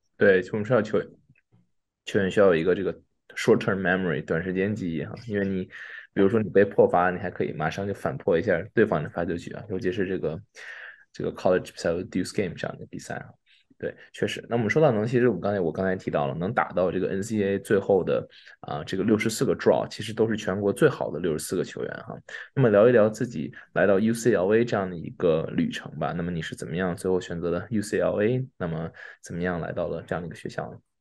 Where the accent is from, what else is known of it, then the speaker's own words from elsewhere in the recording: Beijing, China; 大家知道我也是北京人